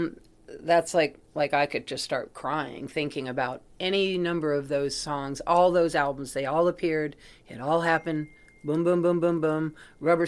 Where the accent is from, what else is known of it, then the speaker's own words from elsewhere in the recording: Newport, Rhode Island, United States; We came from Newport, Rhode Island. We lived there